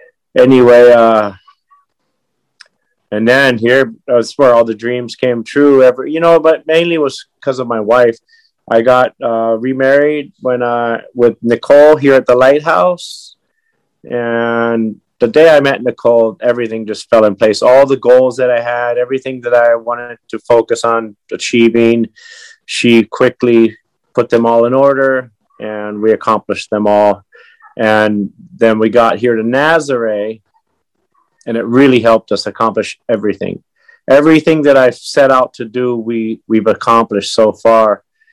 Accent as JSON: {"language": "English", "region": "California", "country": "United States", "tie": "born or raised there", "also_born_or_lived": "Pittsfield, Massachusetts / Hawaii / Japan", "said": "Well, I was born in Pittsfield, Massachusetts. We moved straight to Berkeley, California, Sonoma County, where all the good wine comes from, and then Hawaii for the last 50 years."}